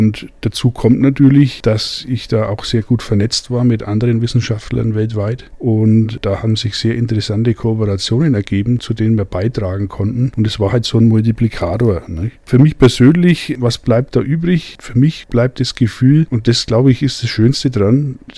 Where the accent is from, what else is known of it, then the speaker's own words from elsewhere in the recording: Bavaria, Germany; Also in Mittelfranken, wo ich herkomme, äh, da sind die Bratwürste eher grob von der Fleischkonsistenz